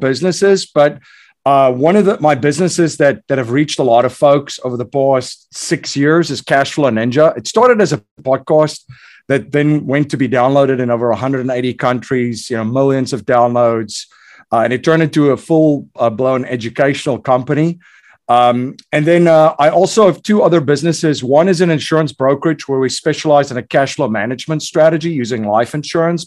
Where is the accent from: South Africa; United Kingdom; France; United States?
South Africa; moved away as an adult; I grew up in South Africa during a time that was extremely, extremely uncertain.